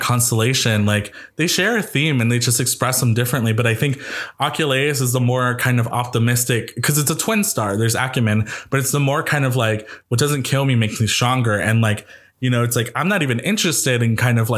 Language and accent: English; New York, United States; I'm a New Yorker